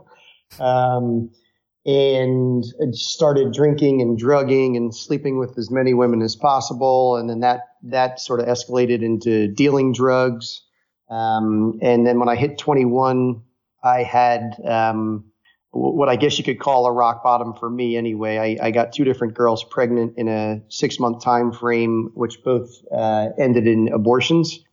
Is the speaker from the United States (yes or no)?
yes; outside of New York City, United States; growing up outside of New York City